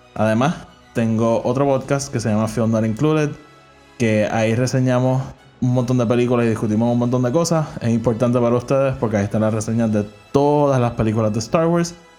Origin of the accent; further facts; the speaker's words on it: Puerto Rico; yo soy de Puerto Rico